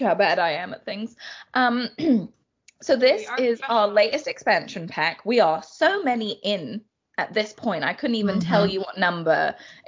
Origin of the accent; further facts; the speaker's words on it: London, United Kingdom; I grew up in London, so city girl through and through